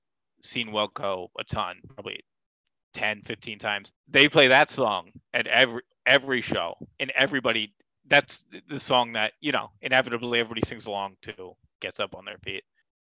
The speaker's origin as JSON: {"language": "English", "country": "United States", "said": "Maybe it's because I'm an American. Maybe my Americanness is showing through here."}